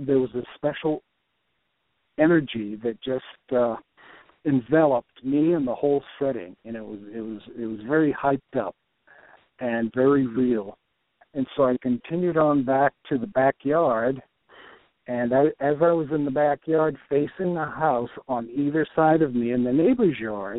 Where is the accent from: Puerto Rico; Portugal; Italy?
Puerto Rico; moved away; also born or lived in Michigan / Brazil / New York / Texas; I was born in Puerto Rico.